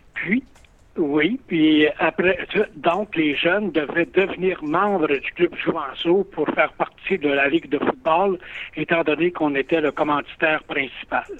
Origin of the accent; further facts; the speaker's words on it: Drummondville, Quebec, Canada; also born or lived in Saguenay–Lac-Saint-Jean; je suis dans ma ville natale, Drummondville